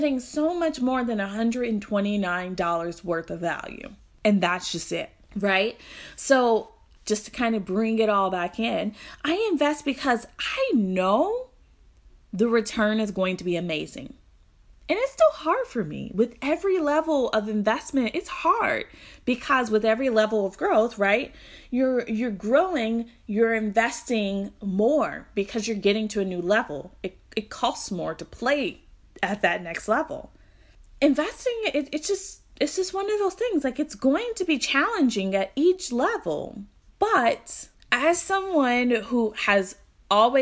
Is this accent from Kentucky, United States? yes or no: yes; Louisville, Kentucky, United States; Louisville, Kentucky, which is my hometown.